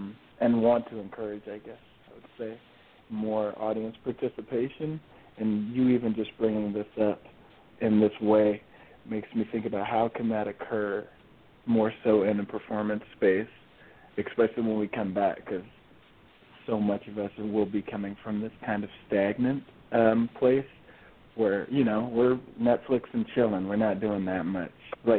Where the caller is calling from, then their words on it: Seattle, Washington, United States; also born or lived in Denver; I wish I was calling in from there, but no, I'm calling in from Seattle, Washington, actually.